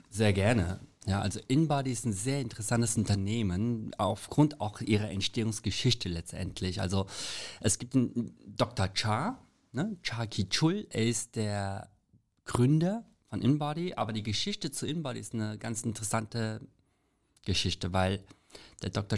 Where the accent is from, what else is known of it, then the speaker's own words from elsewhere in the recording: South Korea; also born or lived in Frankfurt; now in Germany; Als Koreaner